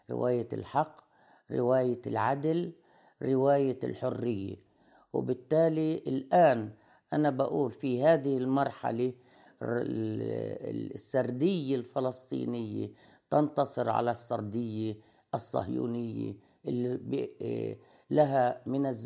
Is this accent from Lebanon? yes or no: yes; Lebanon; also born or lived in Palestine; أنا بالأصل لبنانية الجنسية لكني فلسطينية الهوى فبجمع ما بين آه، آه، يعني آه، رمزية ما أكون لبنانية وفلسطينية في آن معا